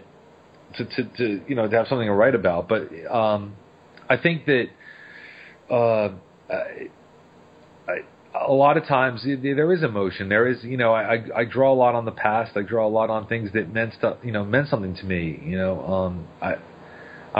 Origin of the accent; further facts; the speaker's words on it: Long Island, New York, United States; now in New Orleans, United States; I grew up on Long Island, New York